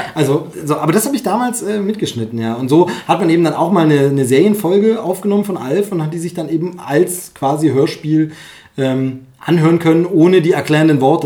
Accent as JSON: {"language": "German", "country": "Germany", "tie": "born or raised there", "said": "Gerhard Gundermann kommt ja aus meiner Heimatgegend"}